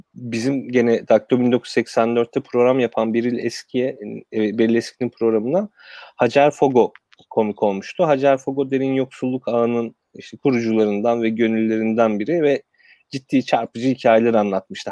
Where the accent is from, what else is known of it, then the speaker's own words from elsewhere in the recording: Kırıkkale, Turkey; Kırıkkale'de doğdum, büyüdüm.